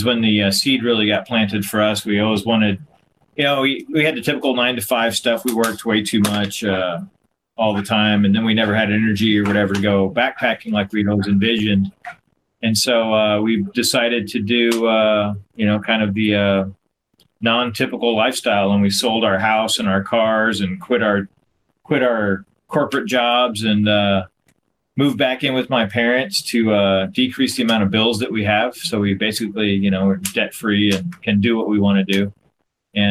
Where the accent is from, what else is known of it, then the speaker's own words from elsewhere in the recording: Kansas, United States; now in San Marcos, United States; originally from Kansas, and live in San Marcos, Texas now.